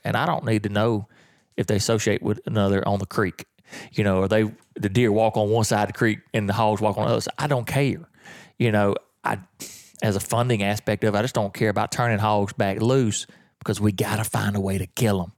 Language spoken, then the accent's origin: English; the South, United States; I'm from the South